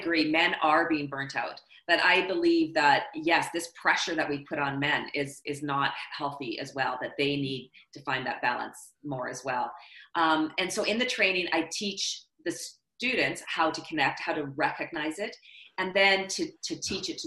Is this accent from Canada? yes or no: yes; Canada; I'm Canadian